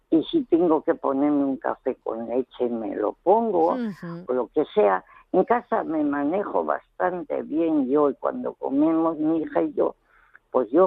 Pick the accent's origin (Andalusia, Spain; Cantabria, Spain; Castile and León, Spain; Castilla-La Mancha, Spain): Castile and León, Spain; León; now in Valencia, Spain; yo en realidad no somos de Valencia, vivimos en Valencia, pero somos los tres del León.